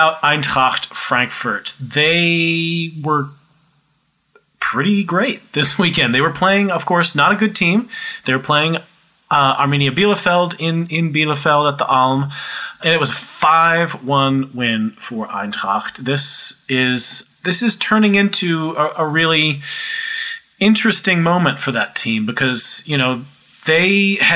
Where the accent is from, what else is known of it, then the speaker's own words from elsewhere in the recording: United States; as an American